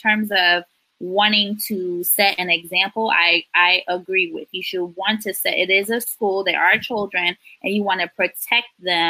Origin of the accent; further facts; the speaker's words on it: Ghana; now in United States; I was not born in this country. I'm from Ghana, West Africa, and I moved here in 2001